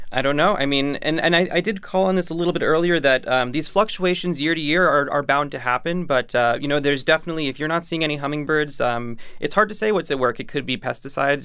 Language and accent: English; New York City, New York, United States; as a New Yorker